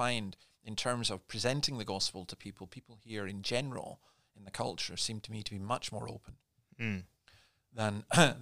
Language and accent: English; Scotland, United Kingdom; moved away as an adult; also born or lived in Berwick-upon-Tweed / Dundee; now in Sydney, Australia; I was born in Berwick-upon-Tweed, but basically born and bred in Scotland, and went to my education there, ministered there for 33 years